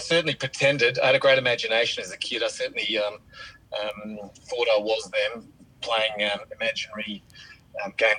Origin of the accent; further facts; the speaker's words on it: Kew, Victoria, Australia; I grew up in Kew and played school footy and local community footy